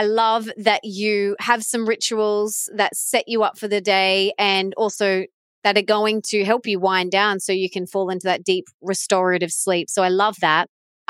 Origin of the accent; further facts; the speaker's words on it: Sunshine Coast, Queensland, Australia; my hometown of the Sunshine Coast